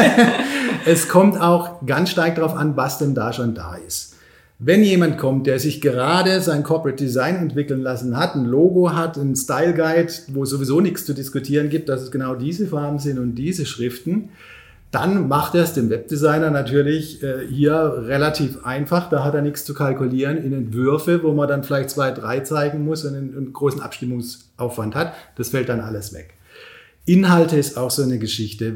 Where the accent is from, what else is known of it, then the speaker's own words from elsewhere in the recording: Pforzheim, Baden-Württemberg, Germany; moved away as an adult; now in Berlin, Germany; hier mal wieder in Pforzheim zu sein. Ich komme ja hier aus der Region